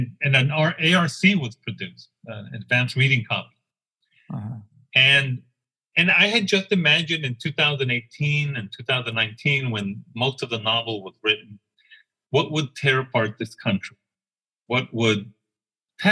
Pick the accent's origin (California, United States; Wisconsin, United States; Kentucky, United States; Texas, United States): Texas, United States; El Paso; moved away; also born or lived in Connecticut; growing up in Isleta